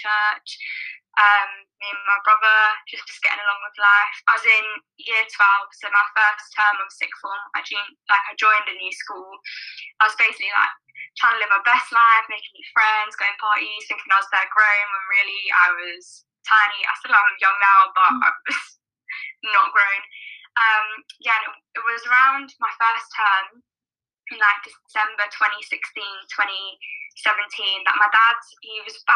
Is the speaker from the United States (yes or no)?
no; London, United Kingdom; also born or lived in Liverpool; I am born and raised in South London